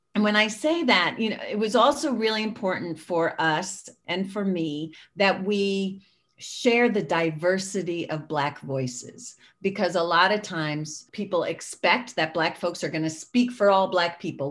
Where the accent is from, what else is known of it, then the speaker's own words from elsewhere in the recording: Connecticut, United States; we were one of a handful of Black and multiracial families in my town in Connecticut.